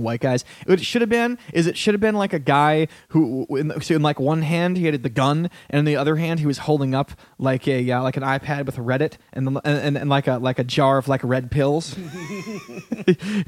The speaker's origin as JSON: {"language": "English", "country": "United States", "tie": "born or raised there", "moved": "yes"}